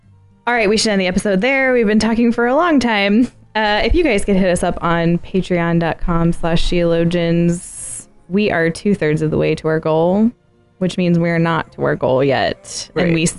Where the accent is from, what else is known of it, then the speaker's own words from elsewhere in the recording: United States; I'm from America. It's Dvorak.